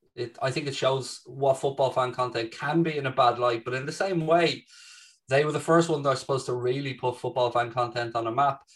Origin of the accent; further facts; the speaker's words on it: Ireland; as an Irishman